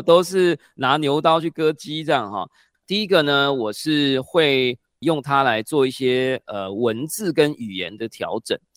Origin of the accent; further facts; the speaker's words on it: Taiwan; first language Chinese; 我们的母语还是在台湾使用中文